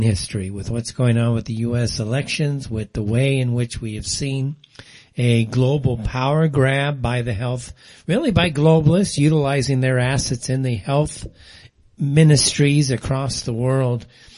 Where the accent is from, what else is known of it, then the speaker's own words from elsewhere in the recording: Pasadena, California, United States; I grew up in Pasadena